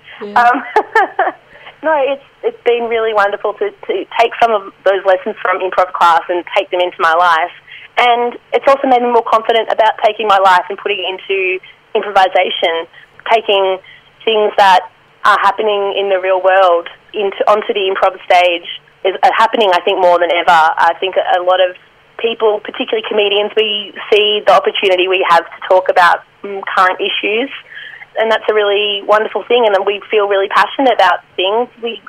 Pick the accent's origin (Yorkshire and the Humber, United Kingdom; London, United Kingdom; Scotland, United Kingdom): Scotland, United Kingdom; accent: Scottish; I love my Scottish accent, but, no, impressions are still a bit of a danger zone for me.